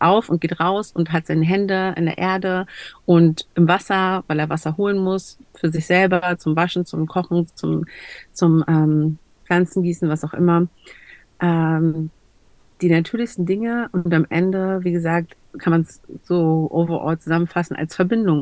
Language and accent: German; Berlin, Germany; ich komme aus Berlin, ich bin Deutsche